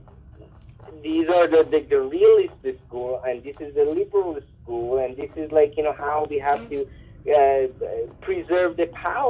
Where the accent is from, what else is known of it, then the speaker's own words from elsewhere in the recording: Iran; also born or lived in New York, United States; now in Canada; And then I tell them Iran